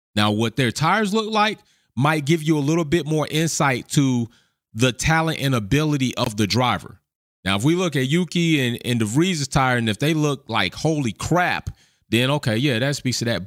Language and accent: English; the South of America, United States; born and raised in the South of America